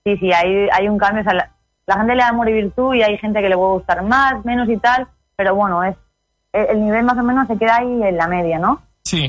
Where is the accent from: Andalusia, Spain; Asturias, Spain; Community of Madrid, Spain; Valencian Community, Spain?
Valencian Community, Spain; Vega Baja, Alicante; de ahí de la Vega Baja, de Alicante, de donde yo soy